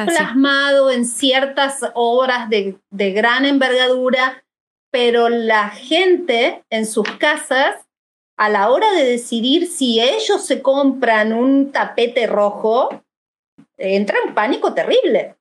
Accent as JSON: {"language": "Spanish", "country": "Argentina", "also_born_or_lived": "Monterrey, Mexico", "moved": "as an adult", "lives_now": "Mexico"}